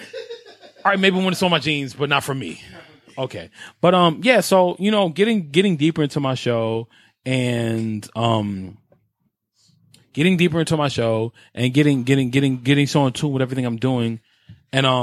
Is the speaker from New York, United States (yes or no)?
yes; New York City, New York, United States; I grew up in Carver Projects, 104th and Madison. Spanish Harlem, all that good stuff.